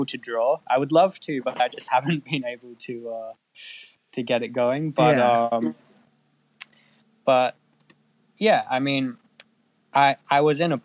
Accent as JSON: {"language": "English", "town": "Perth", "region": "Western Australia", "country": "Australia", "tie": "born or raised there", "moved": "as an adult", "lives_now": "Iceland", "said": "I was born in Western Australia, in Perth"}